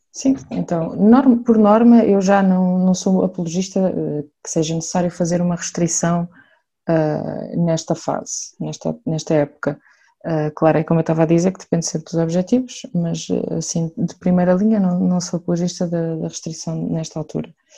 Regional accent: Santarém, Santarém District, Portugal; sou de Santarém

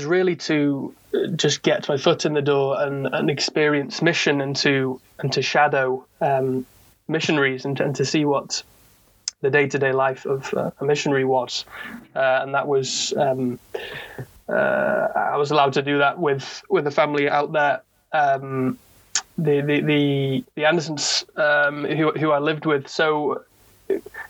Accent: Knutsford, North West England, United Kingdom; also born or lived in Swansea; I grew up in Knutsford, which is a town in Cheshire, just northwest England, so just south of Manchester.

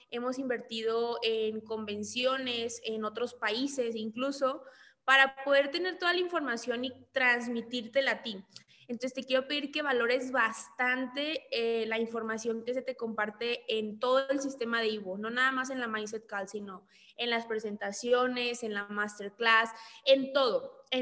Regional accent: Monclova, Coahuila, Mexico; now in Monterrey, Mexico; soy de Monclova, actualmente vivo en Monterrey pero ahorita estoy en Ciudad de México.

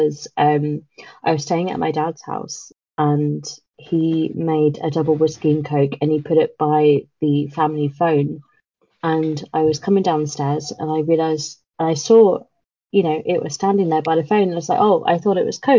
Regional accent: England, United Kingdom

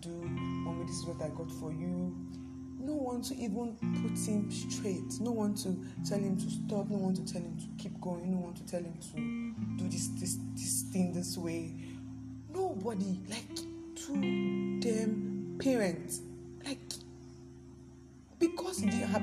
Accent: Nigeria; Nigeria, my country

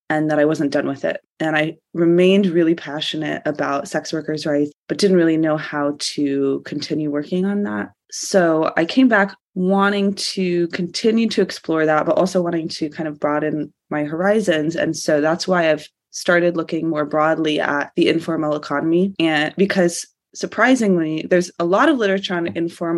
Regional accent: Georgia, United States; moved away as an adult; also born or lived in United Kingdom; I'm from Georgia originally.

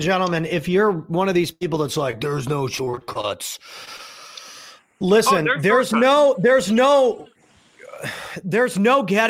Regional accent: St. Louis, Missouri, United States; That happened to me growing up in St. Louis too.

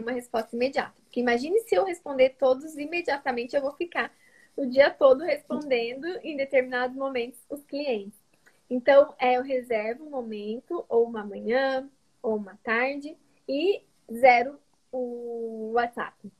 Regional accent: interior of São Paulo, Brazil; moved away as an adult; also born or lived in Maringá; now in Santos, Brazil; eu não sou de Maringá, sou do interior de São Paulo, mas eu morava em Maringá durante o período da faculdade.

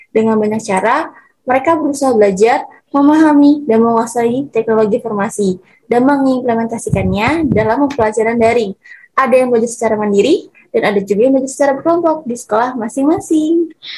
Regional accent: Klaten, Central Java, Indonesia; Asal aku dari kota yang tetanggaan deket juga nih sama Solo. Aku dari Klaten

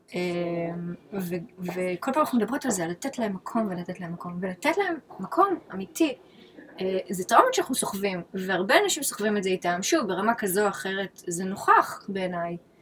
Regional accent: Israel; moved away as an adult; now in New York, United States; אני מכירה את ישראל 39 שנים, מינוס חמש כזה שזה חצי

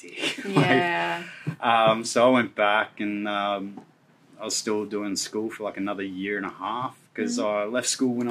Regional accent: Gold Coast, Queensland, Australia; growing up on the Gold Coast, you got the surf, so I was always out there

